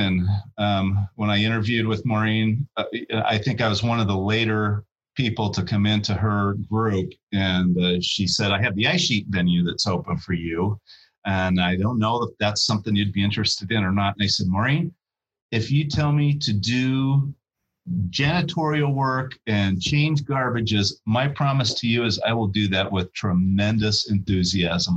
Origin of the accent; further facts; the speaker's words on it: Ogden, Utah, United States; moved away; my hometown, in the downtown corridor of my hometown